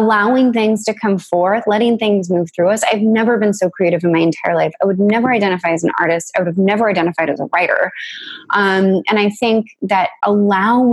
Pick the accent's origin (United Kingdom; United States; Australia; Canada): United States; I was a little girl growing up in the United States